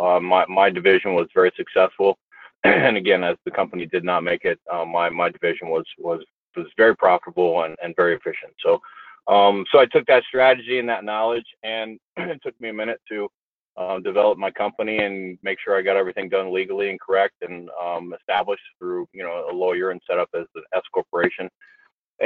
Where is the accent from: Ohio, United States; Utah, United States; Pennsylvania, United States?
Ohio, United States; Newark; I grew up in Newark, Ohio